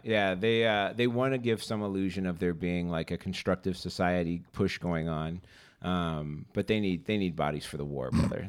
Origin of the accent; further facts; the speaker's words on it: Boystown, Illinois, United States; I grew up in Boys Town